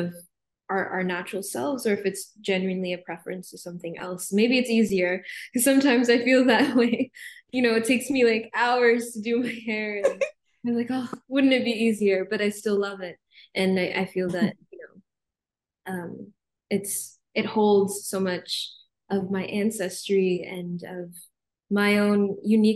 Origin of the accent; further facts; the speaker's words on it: Arizona, United States; moved away; I grew up in Arizona